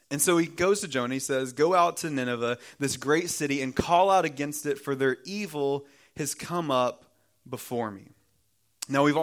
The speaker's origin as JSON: {"language": "English", "region": "the South", "country": "United States", "tie": "born or raised there", "said": "You see, growing up in the South, there's a good chance that you know a lot of things about God."}